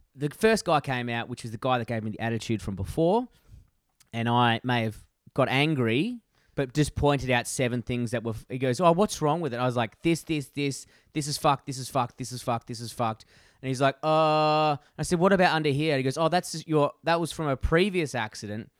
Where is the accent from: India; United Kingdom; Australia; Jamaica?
Australia; Perth, Western Australia; my hometown from Perth